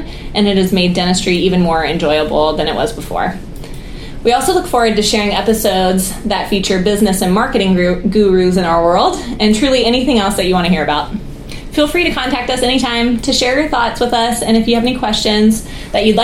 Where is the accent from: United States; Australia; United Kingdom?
United States; Columbus, Ohio; moved away as an adult; now in Baltimore, United States; I grew up in Columbus, Ohio